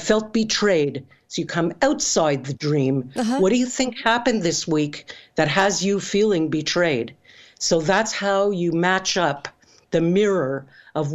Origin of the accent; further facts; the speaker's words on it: Canada; I'm Canadian